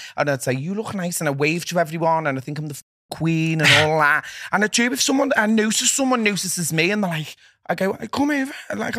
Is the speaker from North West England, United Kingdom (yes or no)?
yes; Liverpool, North West England, United Kingdom; I do think that, and I will stand by that, and I am a Scouser, and that's what I think.